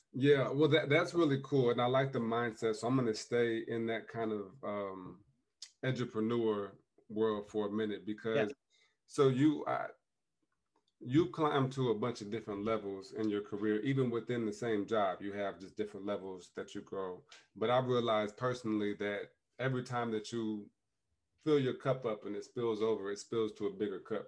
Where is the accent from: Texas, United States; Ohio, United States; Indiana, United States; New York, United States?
Indiana, United States; South Bend; my hometown of South Bend